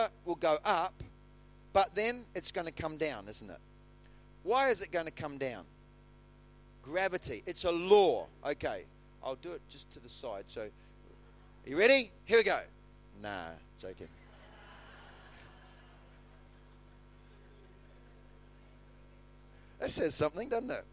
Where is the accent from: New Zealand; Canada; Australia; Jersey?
New Zealand; in the town where I was born in New Zealand